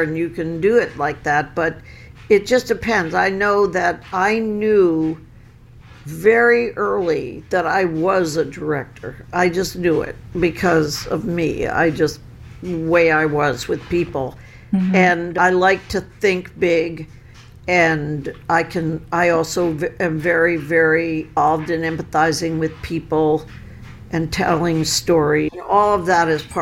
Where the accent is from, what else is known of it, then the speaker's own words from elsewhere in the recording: United States; as an American.